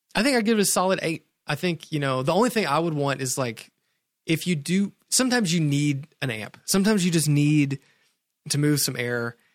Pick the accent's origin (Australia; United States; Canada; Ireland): United States; Sparta, Tennessee; I grew up in Sparta, Tennessee